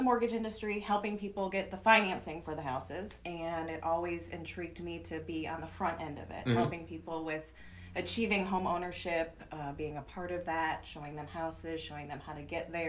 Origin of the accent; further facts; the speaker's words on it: Cleveland, Ohio, United States; now in Lowcountry, United States; I'm not. I'm from Cleveland, Ohio.